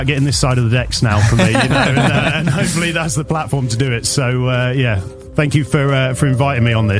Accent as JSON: {"language": "English", "area": "Norfolk", "region": "East of England", "country": "United Kingdom", "tie": "born or raised there", "moved": "yes", "lives_now": "Northampton, United Kingdom", "said": "from the UK, from the Midlands in Northampton. Originally a Norfolk boy, which is out on the coast."}